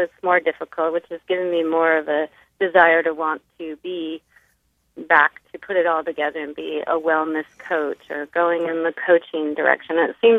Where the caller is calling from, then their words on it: Lomita, California, United States; It's Lomita, the little city in the Los Angeles area.